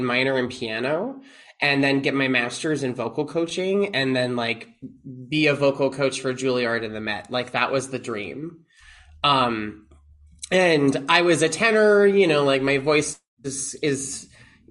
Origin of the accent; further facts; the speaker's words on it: Long Island, New York, United States; moved away; I'm from Long Island originally